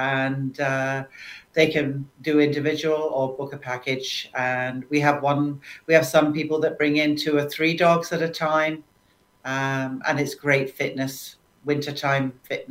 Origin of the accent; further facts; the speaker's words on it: United Kingdom; now in St. Catharines, Canada; can't help that being a Brit